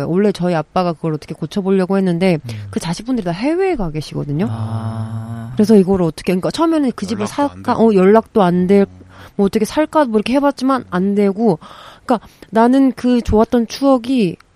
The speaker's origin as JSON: {"language": "Korean", "country": "South Korea", "tie": "born or raised there", "said": "저도 시골 출신이라서 어 제가 생각하는 제일 지금도 그때 생각하면 좀 먹먹한데 저희 옆집에 되게 오래된 기와집이 있었어요."}